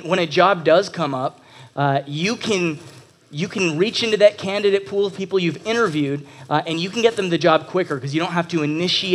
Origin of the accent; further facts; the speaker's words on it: Texas, United States; moved away as an adult; also born or lived in Toronto, Canada; now in Canada; I am originally from Toronto, just outside of Toronto, and moved down to Texas when I was 7 years old